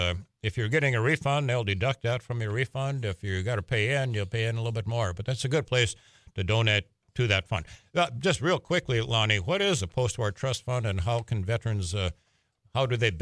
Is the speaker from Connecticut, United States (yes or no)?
no; Mayville, North Dakota, United States; That's my hometown, by the way.